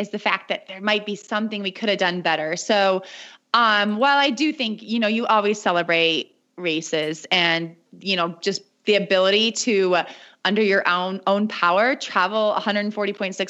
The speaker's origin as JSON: {"language": "English", "country": "United States", "accent": "American", "said": "my accent is very American, not at all French Canadian"}